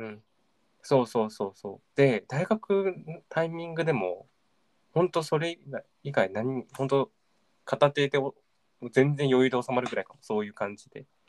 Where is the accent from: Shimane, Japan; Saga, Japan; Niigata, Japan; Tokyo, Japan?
Tokyo, Japan; 自分東京生まれ東京育ちなんだけど